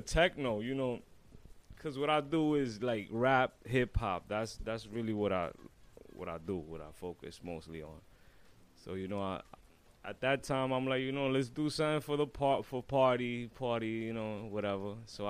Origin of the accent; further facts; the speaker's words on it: New York City, New York, United States; I'm from Brooklyn, East New York.